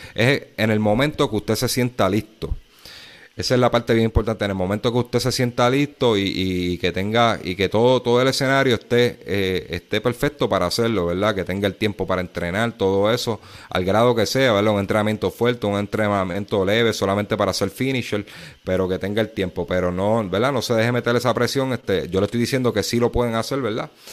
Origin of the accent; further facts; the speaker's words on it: Puerto Rico; Aquí en Puerto Rico